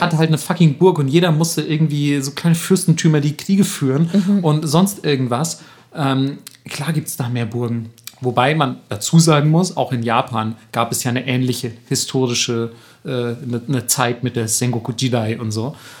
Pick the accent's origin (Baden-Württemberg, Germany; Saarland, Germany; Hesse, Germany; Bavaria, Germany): Bavaria, Germany; Franconia; da, wo ich herkomme, in, in, im fränkischen Raum